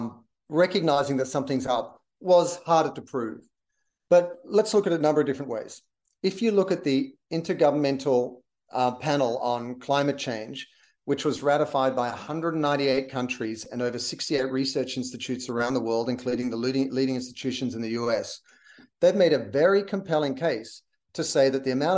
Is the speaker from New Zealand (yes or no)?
no; Australia; now in Los Angeles, United States; I'm an Australian.